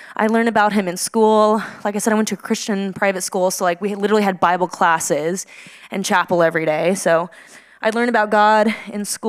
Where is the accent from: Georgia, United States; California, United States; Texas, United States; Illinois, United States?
Texas, United States; Midland; moved away as an adult; also born or lived in Denver, Colorado; this is where I'm from. This is Midland, Texas